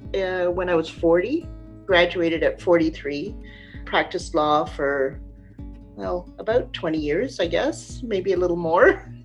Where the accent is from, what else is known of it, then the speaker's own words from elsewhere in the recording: British Columbia, Canada; I'm a member of the Red Crescent Cree Nation in Saskatchewan. I grew up mostly in British Columbia